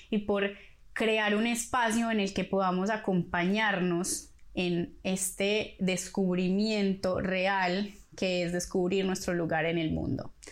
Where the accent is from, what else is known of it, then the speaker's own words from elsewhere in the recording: Colombia; moved away as an adult; also born or lived in Medellín; now in Buenos Aires, Argentina; soy colombiana, viví y crecí en muchos lados de mi país, pero nací en Medellín. Tengo 30 años y estudié comunicación social